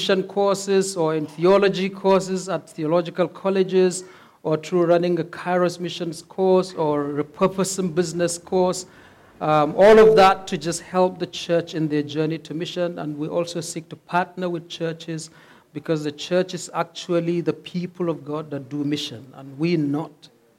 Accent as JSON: {"language": "English", "region": "Northern Nigeria", "country": "Nigeria", "moved": "as an adult", "lives_now": "Cape Town, South Africa", "said": "we're originally from Nigeria, from the north of Nigeria. But we're here as missionaries"}